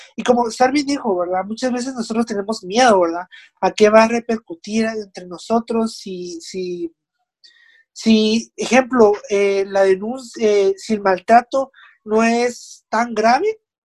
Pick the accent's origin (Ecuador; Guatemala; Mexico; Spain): Guatemala; Nosotros como ciudadanos guatemaltecos responsables